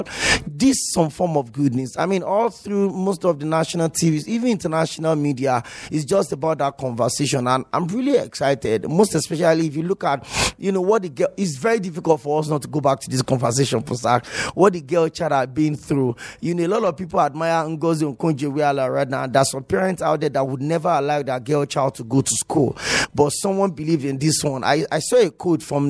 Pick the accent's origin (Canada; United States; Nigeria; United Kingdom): Nigeria; as a Nigerian